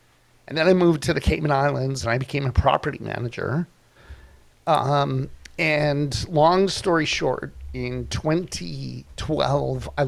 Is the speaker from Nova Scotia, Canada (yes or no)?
no; Toronto, Ontario, Canada; now in Kelowna, Canada; I grew up in Toronto